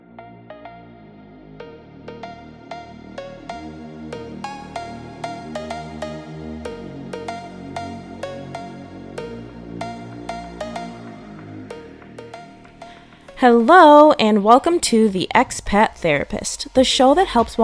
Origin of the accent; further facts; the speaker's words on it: United States; moved away as an adult; now in Spain; I'm back in my home country